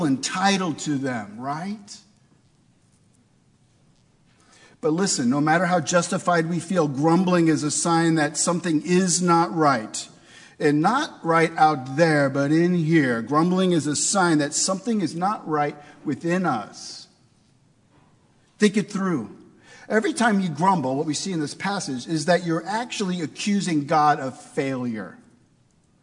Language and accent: English; St. Louis, Missouri, United States; I grew up in St. Louis, Missouri.